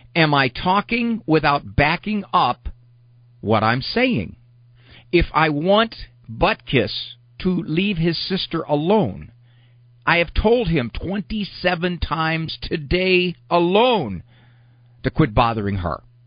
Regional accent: Canton, Ohio, United States; my hometown of Canton, Ohio

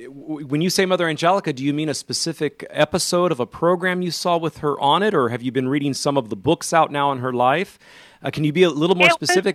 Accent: Modesto, California, United States; I'm born and raised in the Modesto area, so not too far there from Bakersfield, a couple hours at least.

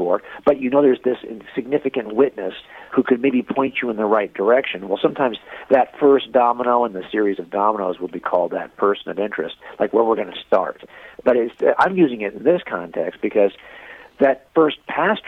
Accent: Los Angeles County, Southern California, United States; born or raised there

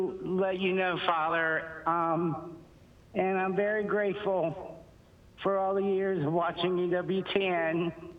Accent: Cincinnati, Ohio, United States; now in Fort Myers, United States; I'm calling from Fort Myers, Florida, but I'm originally from Cincinnati, Ohio.

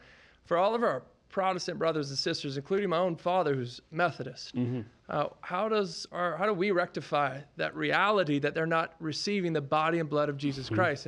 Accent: Lafayette, Louisiana, United States; Lafayette, Louisiana.

